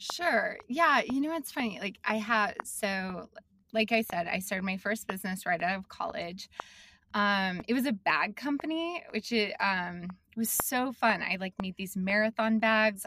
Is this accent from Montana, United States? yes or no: yes; Billings, Montana, United States; also born or lived in Salt Lake City, Utah / Missoula, Montana; I'm from Montana. I grew up in Billings. Um, and I did. Like I moved to Montana when I was in fifth grade